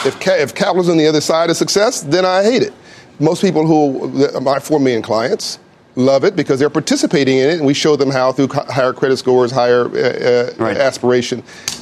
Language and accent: English; Compton, California, United States; I grew up in Compton in South Central.